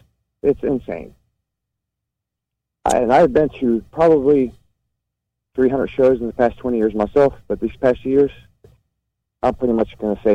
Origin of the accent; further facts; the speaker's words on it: Charlotte, North Carolina, United States; I'm from Charlotte, North Carolina.